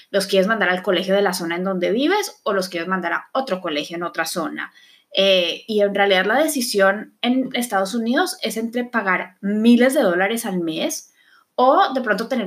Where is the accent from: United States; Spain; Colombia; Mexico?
Colombia; Bogotá; Por ejemplo, yo creciendo en Colombia fui al colegio hebreo. Es el único colegio judío que hay en Bogotá.